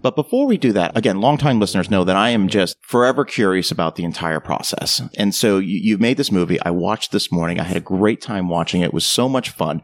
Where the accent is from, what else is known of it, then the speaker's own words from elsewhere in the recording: Ocala, Florida, United States; my hometown of Ocala, Florida.